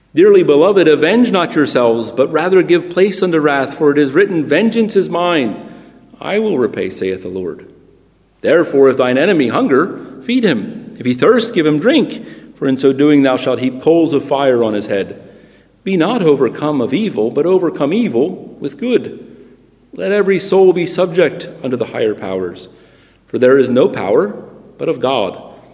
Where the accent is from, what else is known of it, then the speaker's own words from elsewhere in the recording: United States; moved away as an adult; also born or lived in Britain; now in United Kingdom; I'm a Christian who happens to have been born in America